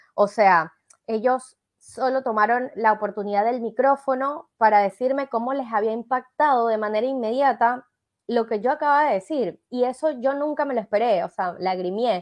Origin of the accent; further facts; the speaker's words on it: Venezuela; accent: Venezuelan; now in Argentina; yo soy venezolana y no hablo de vos, yo hablo de tú